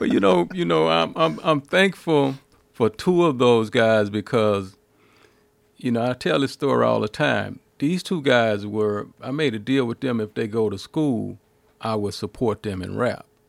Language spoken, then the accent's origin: English; the South, United States; we're from the South, and we just had different stories